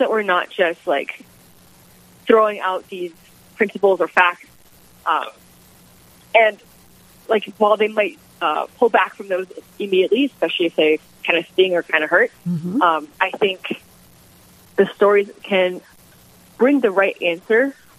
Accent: Jamestown, North Dakota, United States; also born or lived in Atchison, Kansas; I'm originally from Jamestown, North Dakota. I grew up here

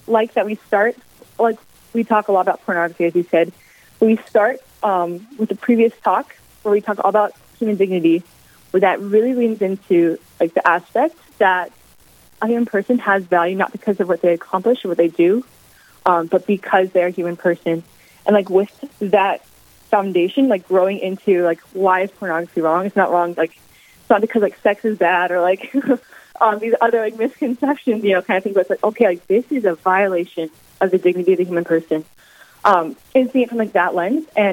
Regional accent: Jamestown, North Dakota, United States; moved away as an adult; also born or lived in Atchison, Kansas; I grew up in Jamestown, North Dakota, for all through high school

